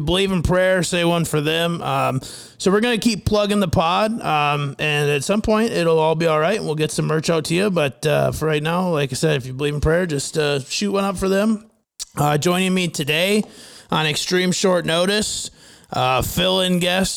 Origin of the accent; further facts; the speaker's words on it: Fairmont, Minnesota, United States; my hometown of Fairmont, Minnesota